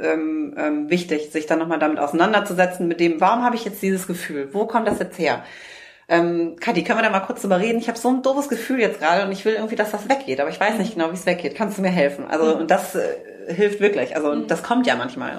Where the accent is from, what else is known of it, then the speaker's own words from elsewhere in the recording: North Rhine-Westphalia, Germany; now in Hamburg, Germany; Wir kommen ja ursprünglich aus dem Rheinland